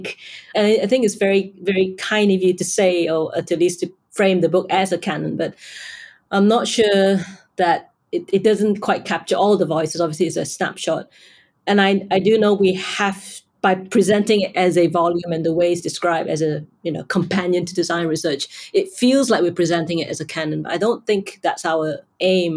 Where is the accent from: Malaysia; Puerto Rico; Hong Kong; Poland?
Malaysia; now in United Kingdom; I'm Malaysian Chinese, but I've now lived longer now in the UK than I have in Malaysia